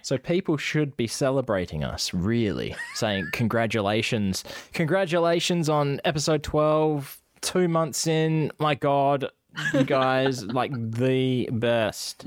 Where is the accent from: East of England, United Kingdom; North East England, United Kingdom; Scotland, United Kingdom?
Scotland, United Kingdom; accent: Scottish; my Scottish accent